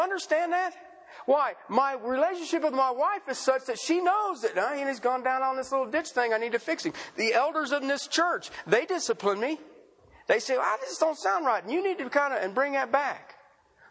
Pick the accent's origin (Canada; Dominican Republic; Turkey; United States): United States; Ohio; moved away; where I grew up at in Ohio